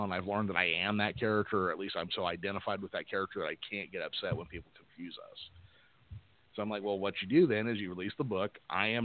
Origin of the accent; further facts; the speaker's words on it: Modesto, California, United States; you and I grew up in George Lucas's hometown